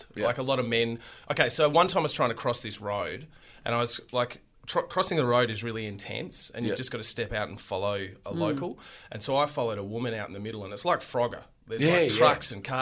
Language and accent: English; Australia